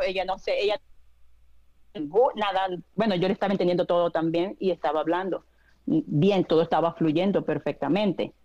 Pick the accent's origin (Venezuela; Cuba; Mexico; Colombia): Venezuela; now in United States; yo soy de Venezuela, cuando yo estaba en Venezuela